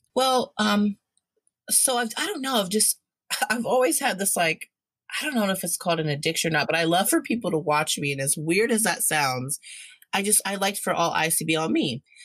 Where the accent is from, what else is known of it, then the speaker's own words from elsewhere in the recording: Indiana, United States; now in Ohio, United States; I'm originally from Indiana, but I live in Ohio now